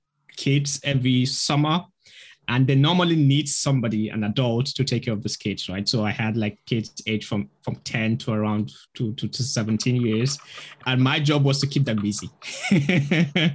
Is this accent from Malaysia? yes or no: no; Nigeria; moved away as an adult; also born or lived in Russia; I originally come from Nigeria. So I grew up in Nigeria till when I was 18